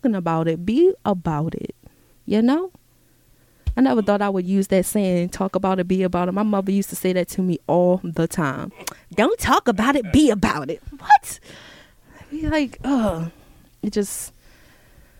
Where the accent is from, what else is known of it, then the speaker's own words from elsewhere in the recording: United States; I'm here, I'm an American, I was born here